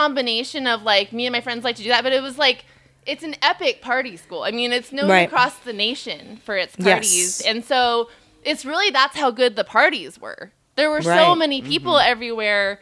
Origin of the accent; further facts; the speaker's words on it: Ventura County, California, United States; moved away as an adult; also born or lived in San Diego; I was from Ventura County, so my college partying actually began while I was in high school